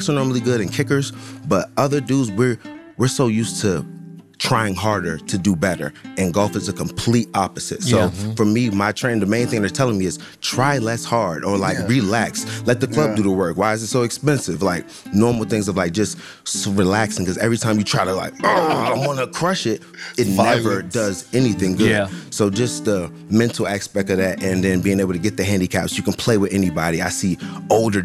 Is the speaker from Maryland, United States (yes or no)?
yes; Maryland, United States; moved away as an adult; also born or lived in Cleveland; I'm from Maryland